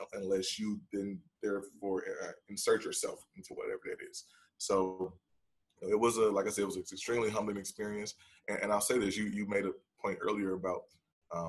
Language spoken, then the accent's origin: English; Chicago, Illinois, United States; I grew up in Chicago in the 90s